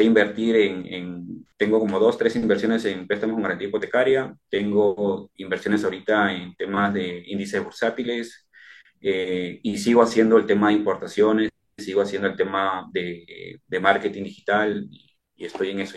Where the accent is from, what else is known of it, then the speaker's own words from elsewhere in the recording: Chincha Alta, Ica, Peru; now in Lima, Peru; Yo soy de provincia, eh, estoy, eh, yo soy de Chincha y vengo acá a Lima